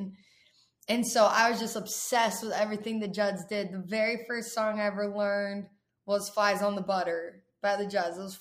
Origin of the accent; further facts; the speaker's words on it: Texas, United States; also born or lived in San Antonio, Texas / Dallas, Texas; now in Nashville, United States; I was born in San Antonio, Texas. And then my family, we all moved to Dallas when I was like 8 or 9. So growing up in Texas